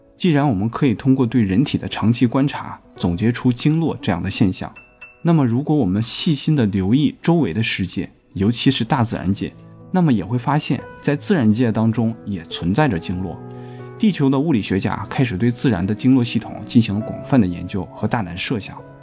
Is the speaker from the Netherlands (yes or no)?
no; China; 我们中国人